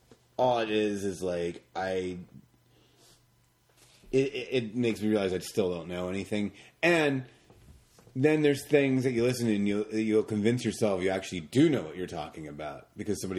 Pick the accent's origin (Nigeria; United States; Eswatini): United States; Atlantic Northeast; we're from the Atlantic Northeast?